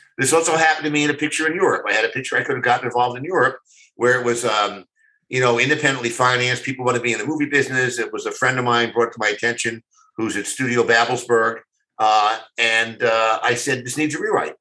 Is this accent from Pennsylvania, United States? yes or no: yes; Philadelphia, Pennsylvania, United States; moved away; Philadelphia. It was like my hometown